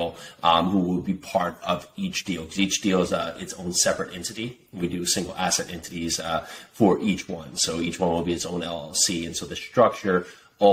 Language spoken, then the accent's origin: English; Westfield, New Jersey, United States; born or raised there